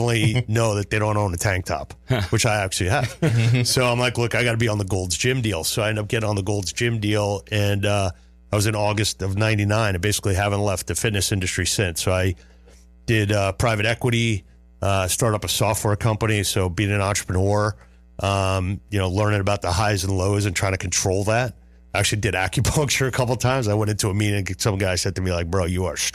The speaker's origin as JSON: {"language": "English", "town": "Westbury", "region": "New York", "country": "United States", "moved": "yes", "said": "I'm originally from Long Island, Westbury"}